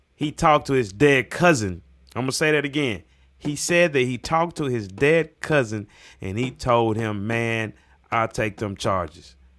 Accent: United States; also born or lived in Mississippi / Tennessee; I grew up in Mississippi, Tennessee

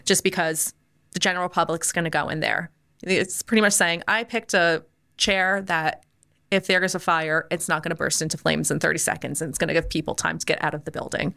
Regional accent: United States; moved away as an adult; now in Orlando, United States; I grew up right outside New York

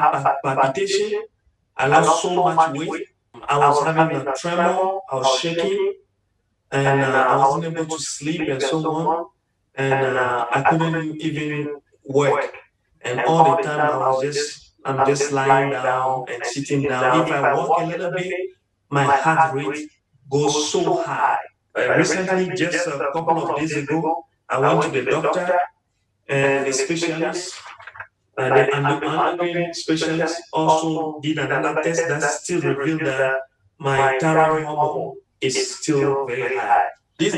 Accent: Togo; now in United States; I am originally from Togo. And I'm living in the United States of America.

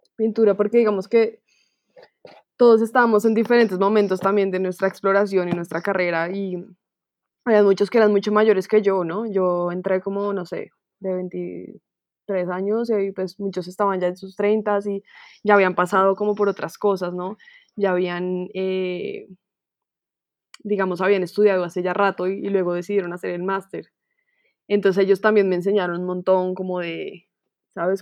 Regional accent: Colombia

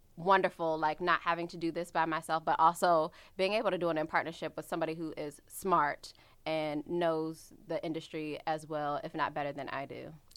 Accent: Washington, District of Columbia, United States; I'm from the Washington, D C area

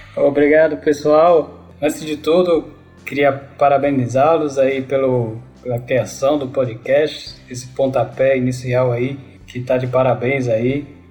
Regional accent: Natal, Rio Grande do Norte, Brazil; moved away; also born or lived in São Paulo; nasci em São Paulo, mas praticamente fui criado em Natal, Rio Grande do Norte né? Me considero nordestino

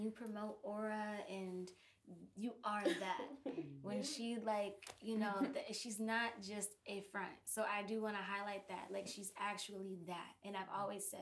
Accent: Flint, Michigan, United States; also born or lived in Minneapolis, Minnesota; now in Pittsburgh, United States; I was born there, and I was raised in Flint, Michigan

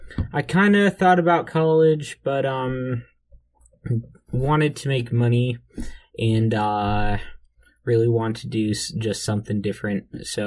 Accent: Bethune, South Carolina, United States; also born or lived in Richland County, South Carolina; basically grew up in Bethune, South Carolina. We plowed with horses. We did a lot of like agriculture, grew sorghum on 6 acres that we leased

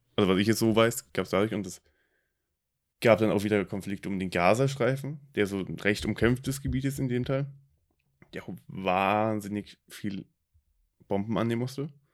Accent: Germany; für mich als Deutscher

